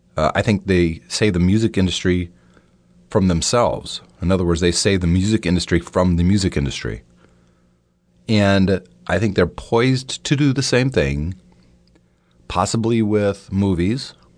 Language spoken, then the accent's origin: English; the Midwest Rust Belt, United States; When I was growing up, uh, I'm from the Midwest factory Rust Belt area.